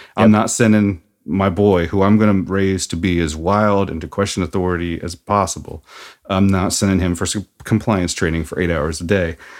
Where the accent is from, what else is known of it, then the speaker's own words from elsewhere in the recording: Seattle, Washington, United States; also born or lived in Norman, Oklahoma; I'm from Seattle